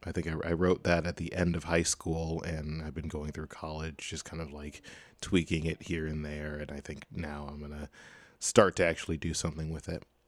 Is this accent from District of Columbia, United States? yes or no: no; Chicago, Illinois, United States; now in Boston, United States; I am from Chicago.